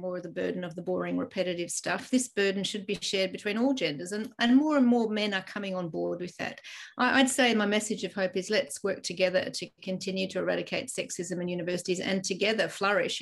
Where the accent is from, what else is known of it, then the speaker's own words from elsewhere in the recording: Ireland; now in Australia; I was born in Ireland, and my home country is heading towards a 50 50 split